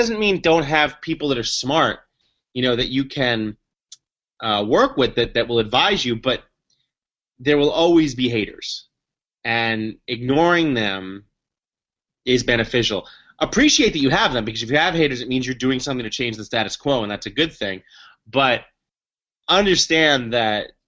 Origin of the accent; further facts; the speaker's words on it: New York City, New York, United States; I grew up in the Upper West Side, Manhattan, and I was a public school kid